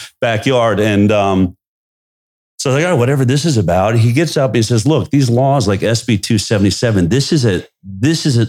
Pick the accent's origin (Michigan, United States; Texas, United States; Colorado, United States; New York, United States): Colorado, United States; Boulder; growing up in Boulder